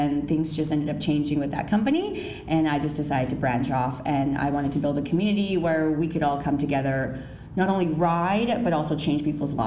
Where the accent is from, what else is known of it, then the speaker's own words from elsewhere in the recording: Kelowna, British Columbia, Canada; moved away as an adult; now in Ottawa, Canada; I am actually from Kelowna, BC. I moved out to Ottawa 2 years ago